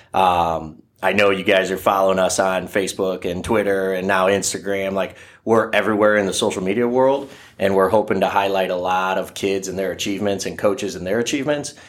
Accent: Oak Harbor, Ohio, United States; I'm a graduate from Oak Harbor High School over there in, by Lake Erie

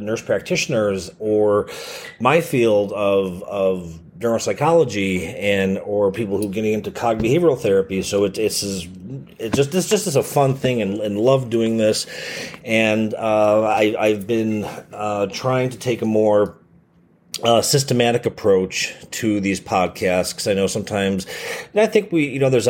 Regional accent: Chicago, Illinois, United States; born or raised there

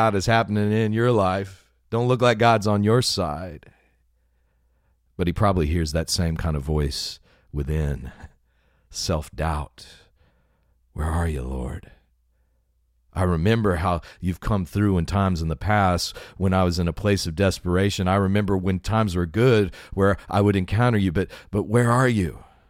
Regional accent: West Texas, United States; the part of the country I grew up in West Texas

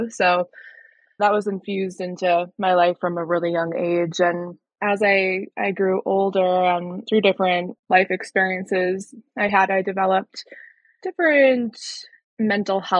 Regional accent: Colorado, United States; from Colorado, born and raised, still live here in Northern Colorado.

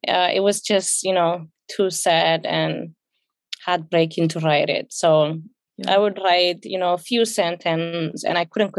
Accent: Ethiopia; English is a second language; also born or lived in South Africa; now in United States; I grew up in Ethiopia.

